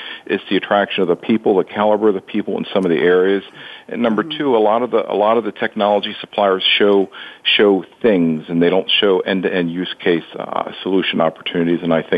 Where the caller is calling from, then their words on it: north of Baltimore, Maryland, United States; I'm calling just north of Baltimore